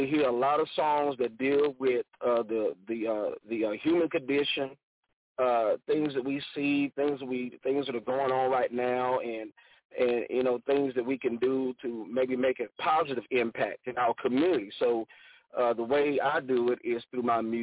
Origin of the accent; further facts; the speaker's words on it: Southeast Georgia, United States; now in Houston, United States; I'm originally from Southeast Georgia